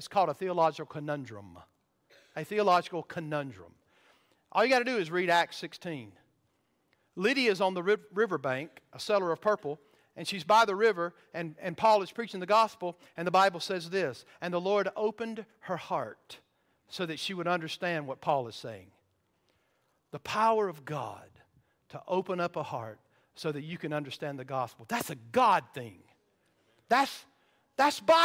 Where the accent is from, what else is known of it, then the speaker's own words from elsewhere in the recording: the South, United States; I grew up in the South